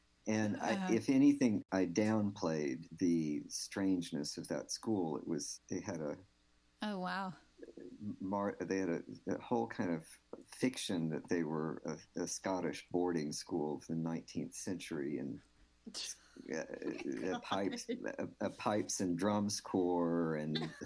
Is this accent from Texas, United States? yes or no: yes; Houston, Texas, United States; first language English; I mean, I grew up on the east side. I grew up in Eastwood